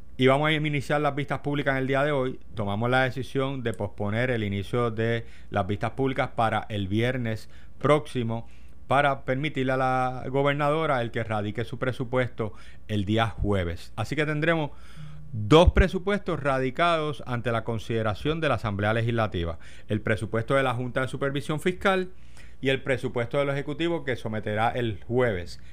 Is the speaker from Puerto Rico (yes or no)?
yes; Puerto Rico; somos un territorio americano